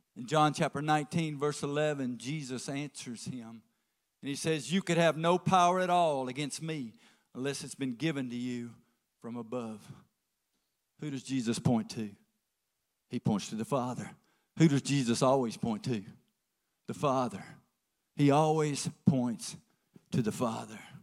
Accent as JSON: {"language": "English", "region": "the South", "country": "United States", "said": "we're from the South, so we'll drink tea"}